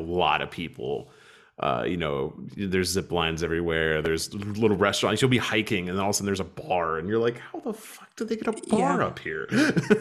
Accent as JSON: {"language": "English", "town": "Lexington", "region": "Kentucky", "country": "United States", "said": "I'm a Kentucky pagan. I'm a Lexington pagan."}